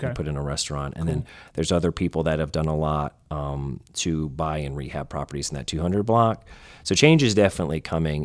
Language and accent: English; New York, United States; now in Tarboro, United States; I'm a New Yorker